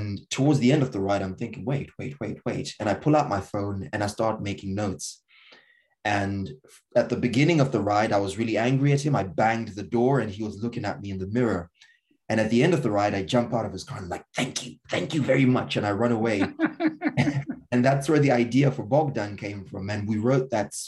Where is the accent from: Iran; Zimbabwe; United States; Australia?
Zimbabwe; moved away; I'm from Zimbabwe